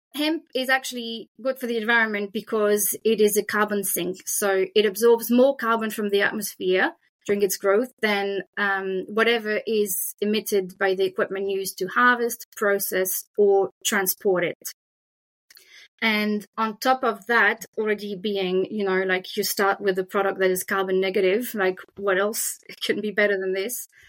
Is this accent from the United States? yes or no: no; France; accent: French; English is a second language; now in Australia; you can hear my French accent